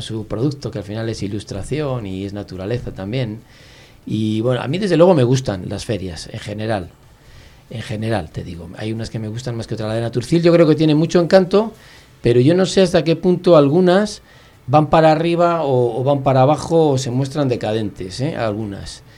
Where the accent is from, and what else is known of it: Palencia, Castile and León, Spain